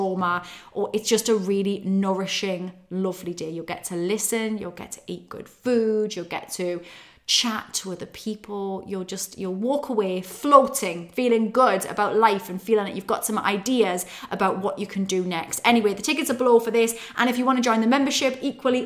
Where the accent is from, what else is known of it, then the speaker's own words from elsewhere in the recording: Newcastle upon Tyne, North East England, United Kingdom; moved away; It's in Newcastle upon Tyne. I'm heading back to my roots, to my hometown